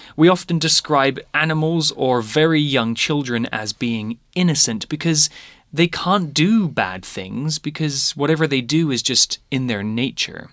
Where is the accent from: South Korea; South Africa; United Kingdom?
United Kingdom; Lowestoft, East of England; moved away as an adult; now in Taiwan; my hometown Lowestoft is in the east of England